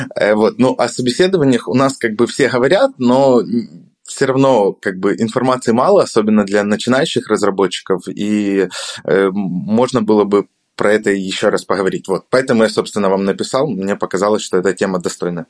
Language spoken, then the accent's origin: Russian; Odesa, Odesa Oblast, Ukraine; я сам из Одессы, э, и у нас здесь регулярно проходят встречи фронтенд-сообщества